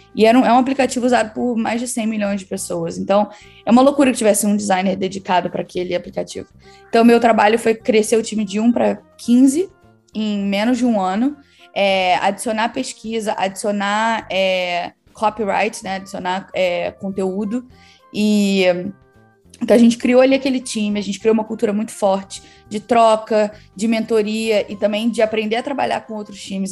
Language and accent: Portuguese; Rio de Janeiro, Brazil; moved away as an adult; now in London, United Kingdom; Eu sou do Rio, mas no momento eu moro em Londres. Eu me mudei para cá há sete anos